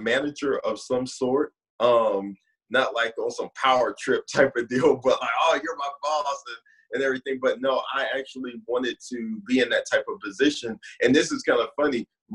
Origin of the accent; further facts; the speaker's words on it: San Diego, California, United States; moved away; also born or lived in Oceanside, California / St. Louis, Missouri / Tulsa, Oklahoma; born and raised in San Diego, California